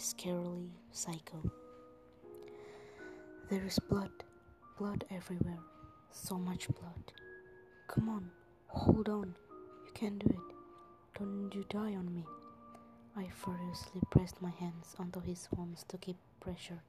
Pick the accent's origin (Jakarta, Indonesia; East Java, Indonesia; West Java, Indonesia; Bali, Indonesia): Jakarta, Indonesia; English is a second language; I'm from Indonesia, from Jakarta